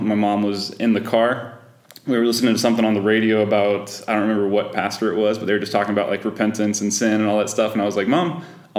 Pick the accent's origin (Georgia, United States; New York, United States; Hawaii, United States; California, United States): Georgia, United States; Yep, down south in Georgia, where always hot.